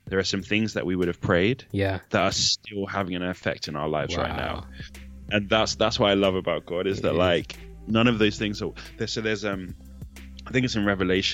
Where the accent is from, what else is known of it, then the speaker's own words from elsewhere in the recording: Nigeria; I'm Nigerian